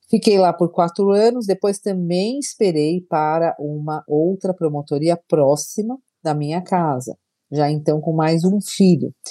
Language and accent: Portuguese; São Paulo, Brazil; Sou de São Paulo, ingressei no Ministério Público de São Paulo em 2003.